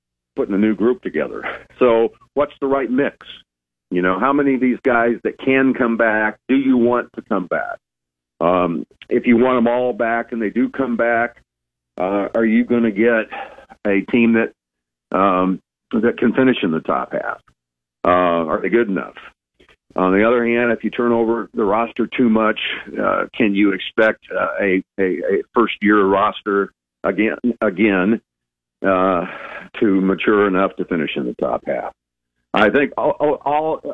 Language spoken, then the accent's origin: English; Lincoln, Nebraska, United States; I grew up in Lincoln years ago